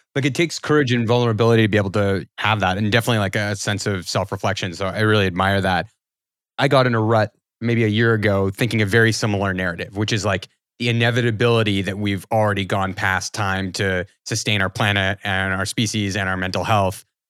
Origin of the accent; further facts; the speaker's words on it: Canada; I'm Canadian